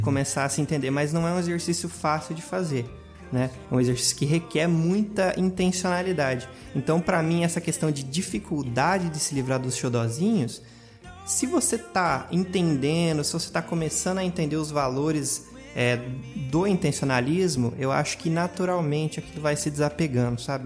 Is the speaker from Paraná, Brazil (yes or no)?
yes; interior of Paraná, Brazil; eu sou de uma cidade pequena do interior do Paraná